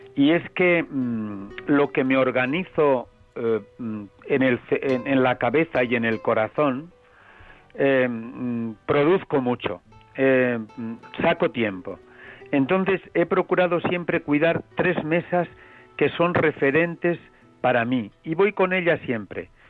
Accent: Villaseco del Pan, Castile and León, Spain; also born or lived in Toro; las buenas gentes de mi pueblo me recuerdan con cuatro o cinco años jugando a decir misa

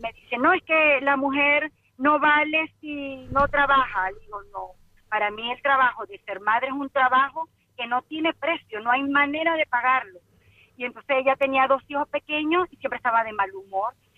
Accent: Venezuela; moved away as an adult; now in Las Palmas de Gran Canaria, Spain; soy venezolana

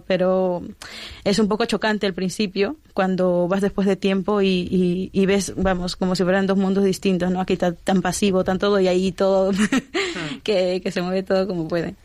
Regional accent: Lima, Peru; moved away as an adult; now in Spain; me fui a Lima, a mi tierra

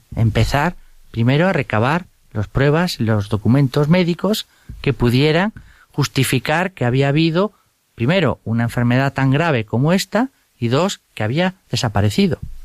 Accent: Vigo, Galicia, Spain; Me eduqué en un colegio de los jesuitas, allí en Vigo, yo soy gallego

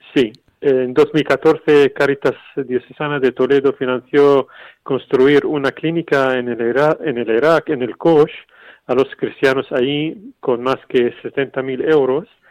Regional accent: Syria; now in Spain; mi pueblo en Siria

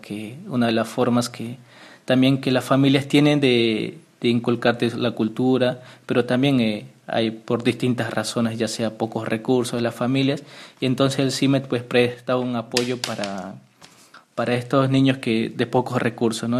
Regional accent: Villa Serrano, Chuquisaca, Bolivia; moved away as an adult; also born or lived in Rome, Italy; yo soy de ahí, de ese pueblito, ¿no? Ahí crecí, pues ahí viví

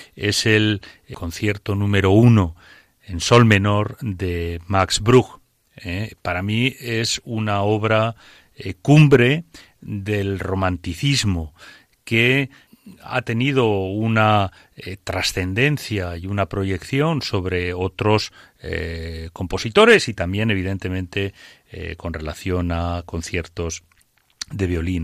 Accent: Aragon, Spain; es mi tierra

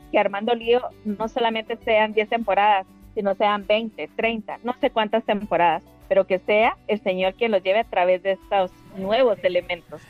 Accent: Guatemala; fuimos las dos primeras que llegamos de Guatemala

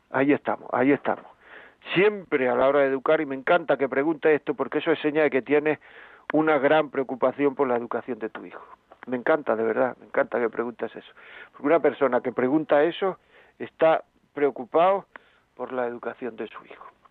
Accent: Granada, Andalusia, Spain; yo soy de Granada

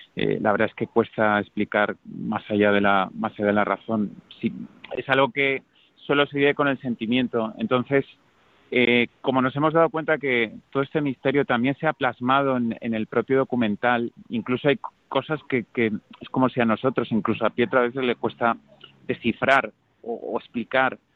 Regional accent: Valencia, Valencian Community, Spain; por mi tierra, por Valencia

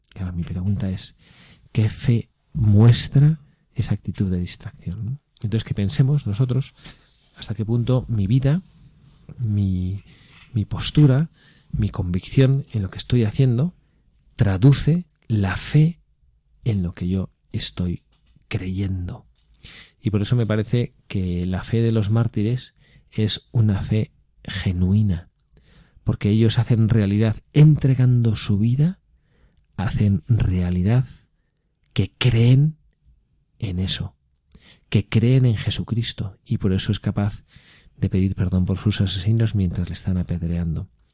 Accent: Spain; el Valfredo y yo que somos españoles

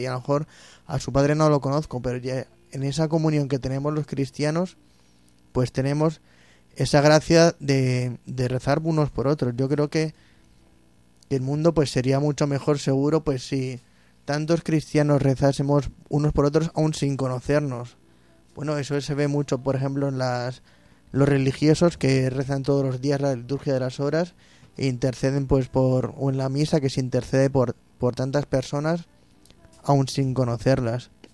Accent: Móstoles, Community of Madrid, Spain; moved away; mi tierra Móstoles

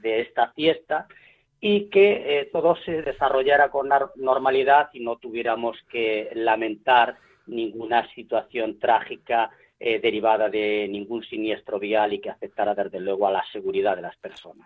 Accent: Galicia, Spain; como gallegos estamos eh, en todas las partes del mundo

